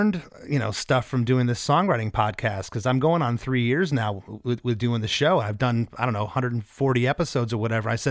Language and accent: English; Florida, United States; I'm from Florida